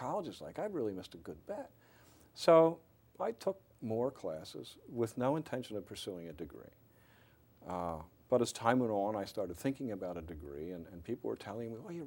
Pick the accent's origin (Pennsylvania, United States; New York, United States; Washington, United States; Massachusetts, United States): Pennsylvania, United States; Sharon Hill; also born or lived in Philadelphia; I was born in Sharon Hill